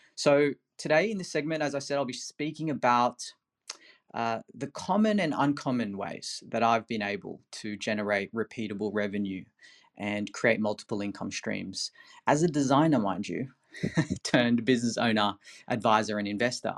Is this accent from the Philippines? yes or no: yes; Philippines; moved away; I'm originally from the Philippines.